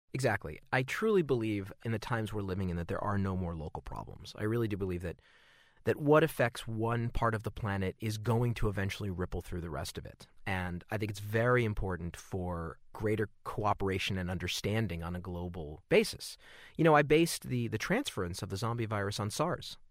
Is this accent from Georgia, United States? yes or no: no; Southern California, United States; growing up in Southern California